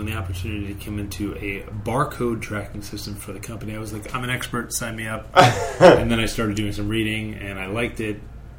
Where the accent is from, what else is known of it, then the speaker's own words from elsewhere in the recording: West Hartford, Connecticut, United States; moved away as an adult; also born or lived in Arizona / Silicon Valley; I grew up in Connecticut, West Hartford, Connecticut.